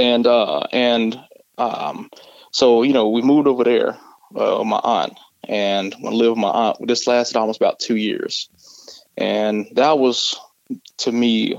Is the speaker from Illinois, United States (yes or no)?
no; Mesquite, Texas, United States; I actually grew up in Mesquite, Texas